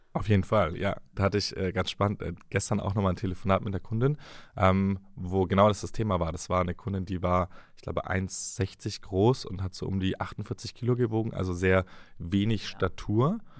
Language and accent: German; the South, Southern Germany, Germany; ich komme aus dem Süden, Maultaschen mit Spätzle